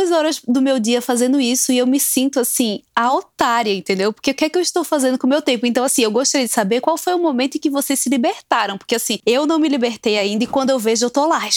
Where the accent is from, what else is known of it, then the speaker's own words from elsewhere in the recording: Recife, Pernambuco, Brazil; eu sou de Recife, né?